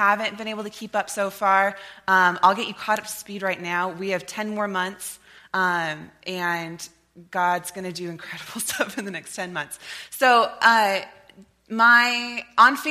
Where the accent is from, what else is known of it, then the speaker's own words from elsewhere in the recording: Lewiston, United States; moved away as an adult; also born or lived in Nampa, Idaho; My family moved here when I was in first grade, and I was a part of this church, was raised by this church